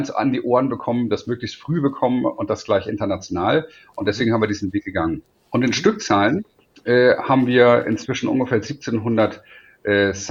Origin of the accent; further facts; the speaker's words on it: Hamburg, Germany; now in Munich, Germany; Äh, und äh, wie man hört, bin ich ja kein Münchner. Ich bin eigentlich Hamburger.